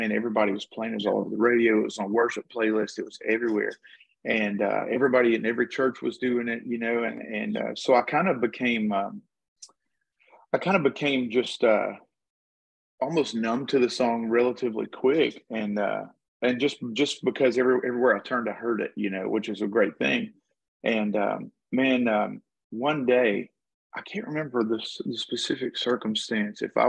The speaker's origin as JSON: {"language": "English", "region": "Texas", "country": "United States", "said": "I'm from Texas"}